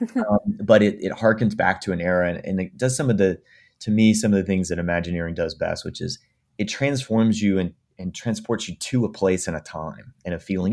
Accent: East Coast, United States; Well, I grew up on the East Coast

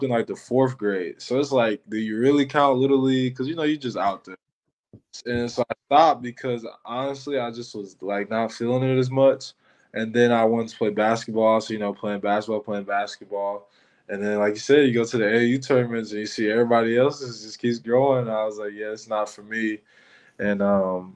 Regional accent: Michigan, United States; moved away; I'm from Michigan

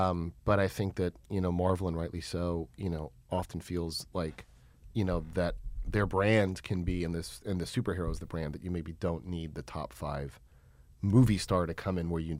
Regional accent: New York, United States; born there; I was born in New York and started doing commercials there.

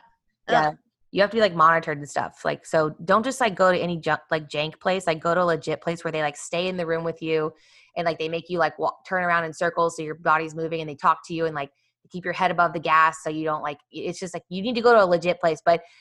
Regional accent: Kansas City, Missouri, United States; I grew up in Kansas City, and so my best friend growing up had a horse, and she did barrel racing as well at the American Royal.

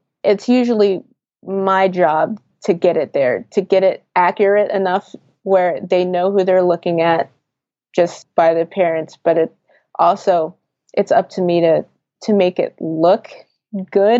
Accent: New Jersey, United States; also born or lived in Philadelphia, Pennsylvania; I'm Philly born. My parents are both from Philly, and I was raised in South Jersey

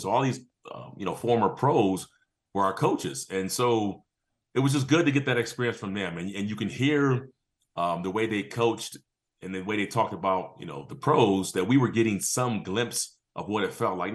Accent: San Diego, California, United States; moved away as an adult; also born or lived in Georgia; I'm from San Diego and end up going to Georgia.

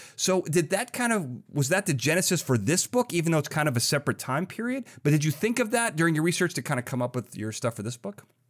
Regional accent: Illinois, United States; I grew up in Illinois right next to a town called Lyle

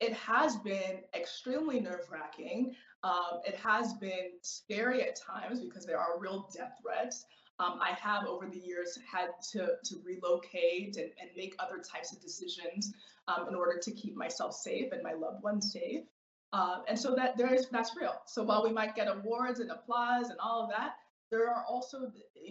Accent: United States; as a Nigerian American

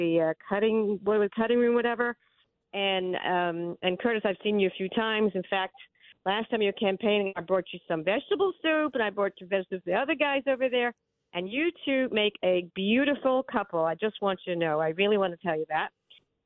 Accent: Melbourne, Victoria, Australia; moved away; I was born in Melbourne, Australia.

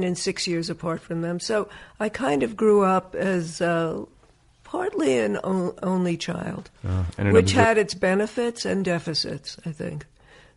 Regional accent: Woodmere, New York, United States; also born or lived in Brooklyn, New York; my father had a house built out on Long Island, and that's where I grew up

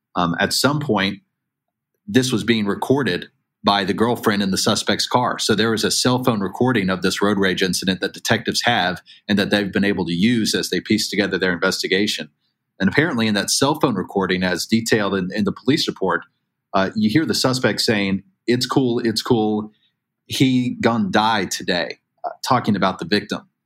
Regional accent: Chattanooga, Tennessee, United States; now in Newport News, United States; my hometown um, in, in Hamilton County area of Chattanooga, Tennessee.

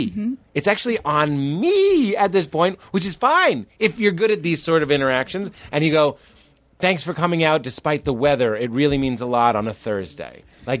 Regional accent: Los Angeles, California, United States; Hi, I'm from Los Angeles.

